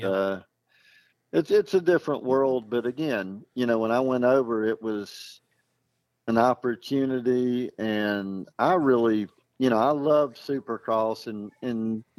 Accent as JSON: {"language": "English", "country": "United States", "said": "I mean, living over there, I mean, you know, it's a different world, but, you know, I'm an American."}